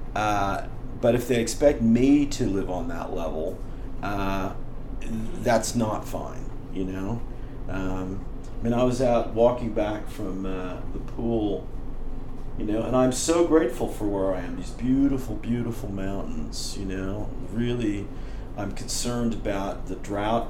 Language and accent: English; Berkeley, California, United States; I grew up in Berkeley